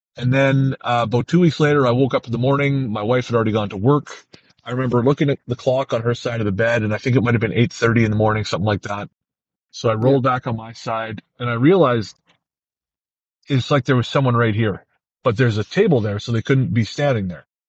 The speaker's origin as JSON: {"language": "English", "town": "Revelstoke", "region": "British Columbia", "country": "Canada", "tie": "born or raised there", "moved": "yes", "said": "I went back to Revelstoke, my hometown"}